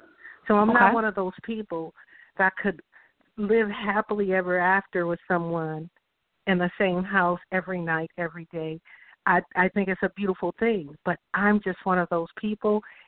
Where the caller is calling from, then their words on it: California, United States; I'm calling from California.